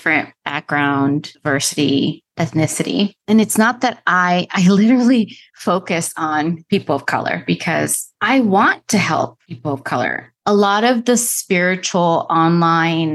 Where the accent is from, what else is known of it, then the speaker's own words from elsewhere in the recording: Dominican Republic; now in United States; I was born in the Dominican Republic. Somehow my dad got us to America. I'm an immigrant